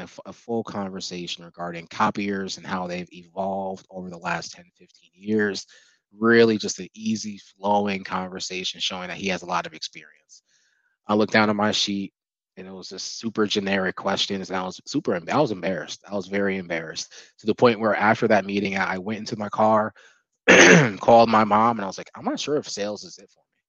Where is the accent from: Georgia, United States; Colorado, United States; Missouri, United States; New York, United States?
New York, United States; Albany; moved away as an adult; also born or lived in Buffalo; now in Charlotte, United States; I'm from Albany